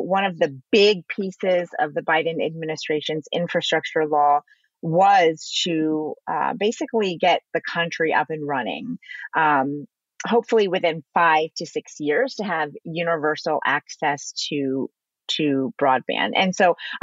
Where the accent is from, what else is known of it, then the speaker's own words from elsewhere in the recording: China; now in United States; I was born in China. I came to America